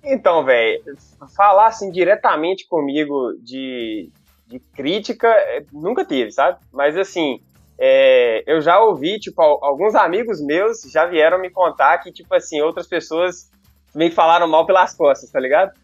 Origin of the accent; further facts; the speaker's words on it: Teófilo Otoni, Minas Gerais, Brazil; accent: baiano; moved away as an adult; now in Belo Horizonte, Brazil; moro em BH aqui, capital mineira, belíssima cidade, aproximadamente 10 anos, mas na verdade eu sou de Teoflotone, cara, uma pequena e pacata cidade do nordeste de, de Minas